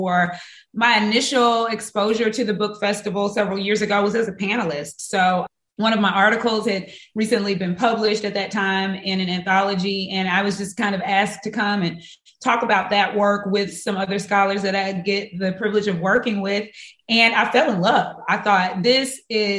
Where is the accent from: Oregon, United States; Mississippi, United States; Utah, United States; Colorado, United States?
Mississippi, United States; my home state to be one that is rich with culture and art and beauty and diversity